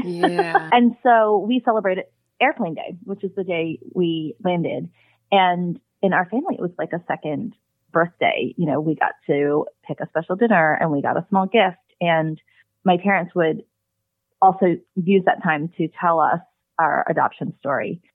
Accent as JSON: {"language": "English", "country": "United States", "tie": "born or raised there", "also_born_or_lived": "South Korea"}